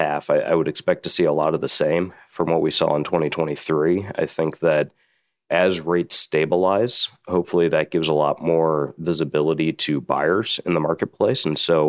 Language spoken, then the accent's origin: English; Indiana, United States; also born or lived in New York City; now in Chicago, United States; I'm from the Midwest, a Midwestern guy, born and raised in Indiana, been in Chicago now for about 5 or 6 years practicing M&A